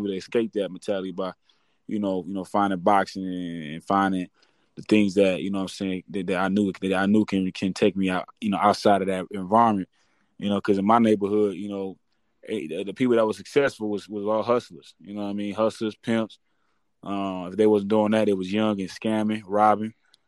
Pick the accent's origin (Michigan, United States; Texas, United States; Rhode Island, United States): Michigan, United States; Detroit; moved away as an adult; now in Arizona, United States; Born and raised in Detroit, Michigan. Yeah, born and raised in Detroit, Michigan, man. I grew up in Detroit my whole life. Just recently, I moved out to Arizona. But, you know, I'm originally from Detroit.